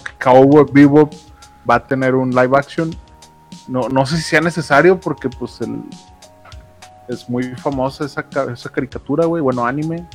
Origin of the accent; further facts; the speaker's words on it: Nuevo León, Mexico; somos el reír de México, pero somos los que producimos un chingo de lana para México.